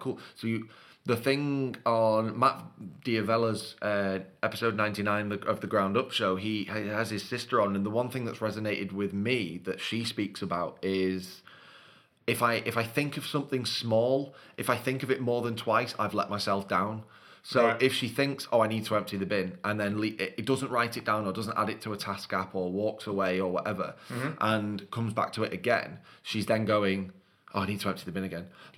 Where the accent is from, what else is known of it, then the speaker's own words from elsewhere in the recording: Manchester, North West England, United Kingdom; I grew up in South Manchester